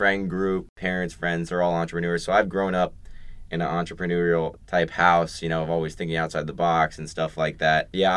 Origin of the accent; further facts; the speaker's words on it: Fort Lauderdale, Florida, United States; moved away as an adult; now in Waco, United States; I'm from Fort Lauderdale, Florida